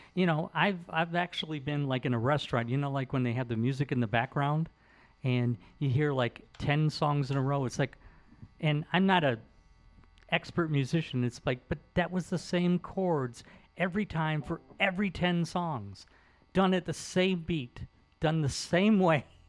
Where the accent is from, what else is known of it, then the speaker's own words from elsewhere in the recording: Detroit, Michigan, United States; I grew up in Detroit